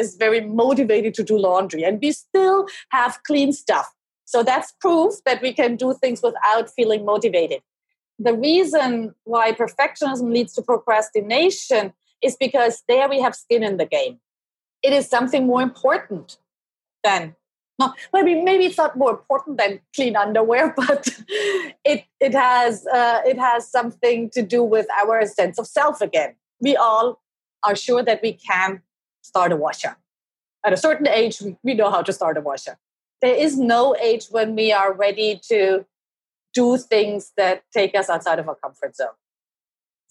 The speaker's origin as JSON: {"language": "English", "country": "Germany", "tie": "born or raised there", "moved": "yes", "lives_now": "Seattle, United States", "said": "I was born and raised in Germany"}